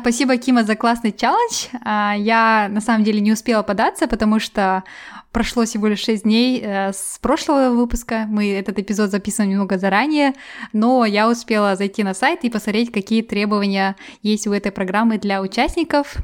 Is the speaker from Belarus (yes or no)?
no; Kazakhstan; moved away as an adult; now in England, United Kingdom; я из Казахстана, и я переехала в Англию.